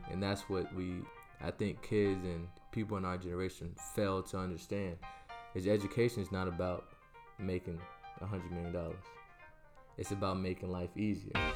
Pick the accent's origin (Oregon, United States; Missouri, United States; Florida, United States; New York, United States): Florida, United States; Orlando; also born or lived in San Antonio, Texas / Barcelona; I lived there for nine years and then I moved to Orlando, Florida.